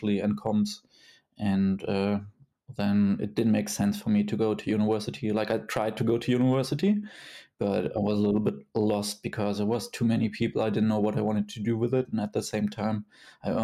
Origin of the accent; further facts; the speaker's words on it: Kassel, Hesse, Germany; my hometown, Kassel